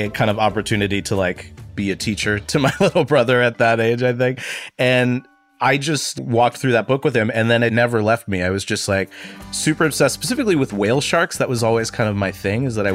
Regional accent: Northeast Ohio, United States; I grew up in Northeast Ohio in a small town that's directly between Cleveland and Youngstown, but really very rural

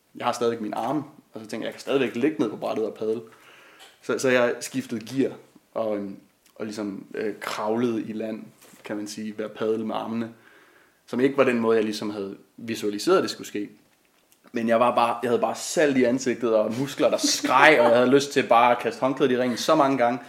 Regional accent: Klitmøller, North Denmark Region, Denmark; jeg er vokset op ved Vesterhavet i den lille fiskerby Klitmøller

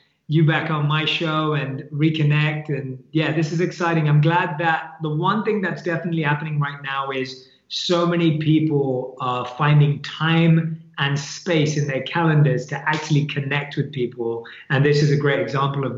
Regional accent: London, United Kingdom; born and raised in London. That's where I grew up, and that's where my family is

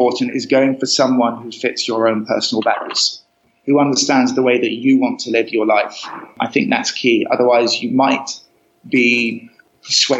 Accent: Cambridge, East of England, United Kingdom; moved away as an adult; also born or lived in Costa Rica; I was brought up in Cambridge, so kind of landlocked

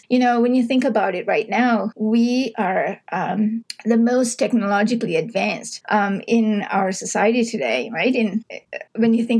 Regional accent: Sri Lanka; now in Canada; I grew up in Sri Lanka.

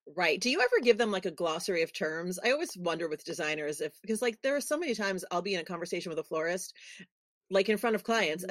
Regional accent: New York City, New York, United States; I'm a girl from New York City

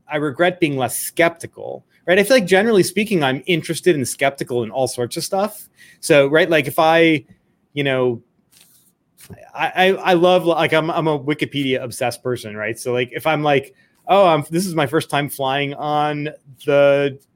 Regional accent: Scottsdale, Arizona, United States; I grew up in Scottsdale, Arizona, so there's a Mayo Clinic out there

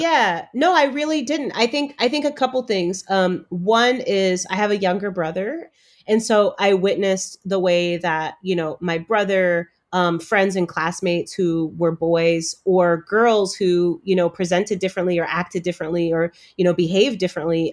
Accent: Chicago, Illinois, United States; also born or lived in Cambridge, Massachusetts; I have myself been a Black girl growing up in Chicago

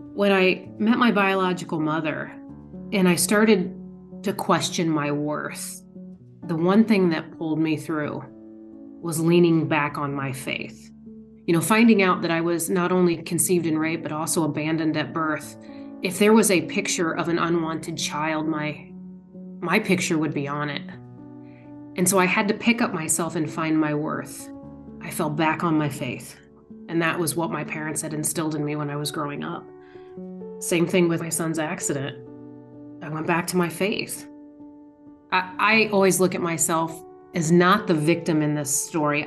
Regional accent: Indiana, United States; I'm from Indiana

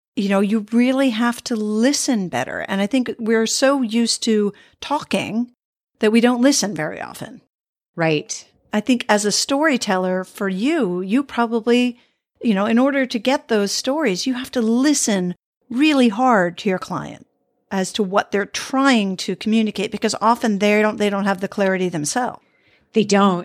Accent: United States; moved away; also born or lived in Sweden; I was became Swedish after living there for many years, but I'm American by birth.

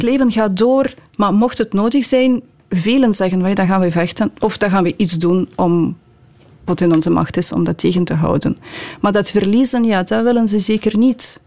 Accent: Odesa, Odesa Oblast, Ukraine; Dutch is a second language; now in Belgium; Odessa, mijn geboortestad

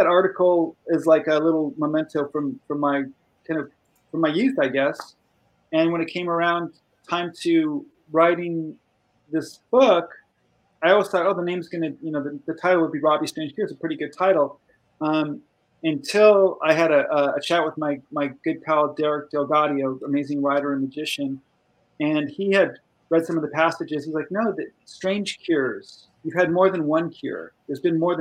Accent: Burbank, California, United States; I grew up in Burbank, California, not far from where I'm at now

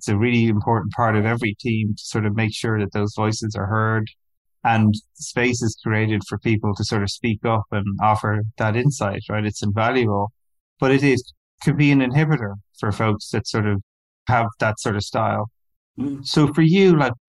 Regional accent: Ireland; I grew up in Ireland

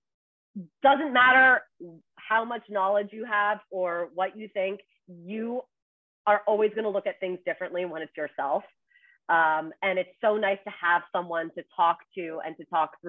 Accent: Toronto, Ontario, Canada; moved away as an adult; now in New York City, United States; in Toronto, my hometown.

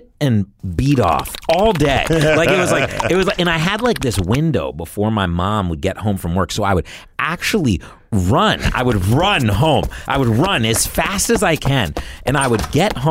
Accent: Virginia, United States; moved away; I went back to my hometown in Virginia

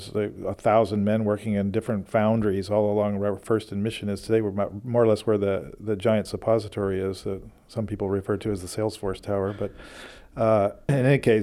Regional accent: Oakland, California, United States; I grew up in Oakland

